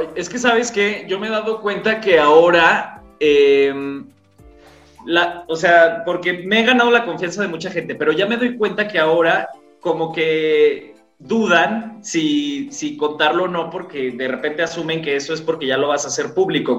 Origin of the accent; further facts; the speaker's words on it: Jalisco, Mexico; yo también soy de Jalisco